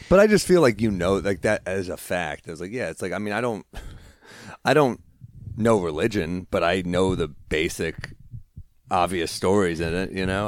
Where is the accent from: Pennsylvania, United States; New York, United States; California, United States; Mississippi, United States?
New York, United States; New York City; also born or lived in New Orleans; I grew up in the city